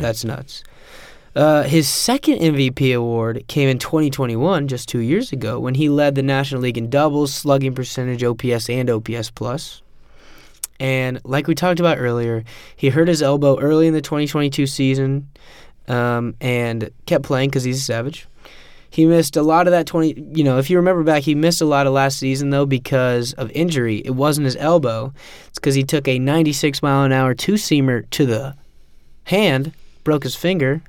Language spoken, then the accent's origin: English; Kansas City, Missouri, United States; I'm from Kansas City